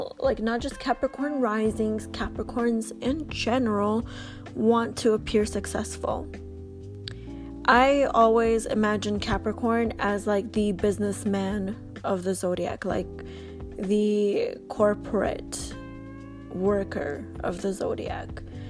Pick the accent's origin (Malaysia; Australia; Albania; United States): Albania; now in Canada; I'm Canadian. I've been here for 20 years. But my parents came from Albania. We all came from Albania in the year, I want to say 1999, 2000, sometime between that point.